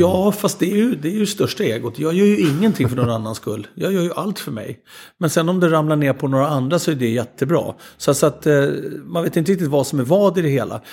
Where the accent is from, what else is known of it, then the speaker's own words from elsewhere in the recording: Sweden; som svenskar